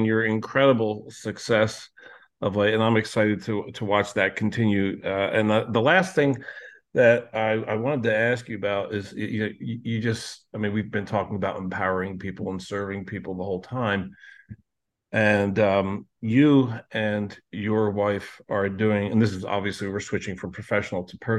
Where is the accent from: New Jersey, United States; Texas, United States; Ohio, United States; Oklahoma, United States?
New Jersey, United States; also born or lived in Sarasota, Florida / Clearwater Beach, Florida; and I'm from South Jersey.